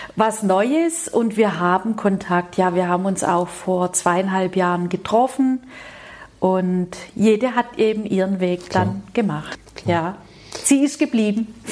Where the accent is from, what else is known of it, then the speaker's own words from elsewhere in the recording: Rosengarten, Baden-Württemberg, Germany; ich stamme ja aus dem Süßwarenbetrieb mhm. aus Rosengarten-Westheim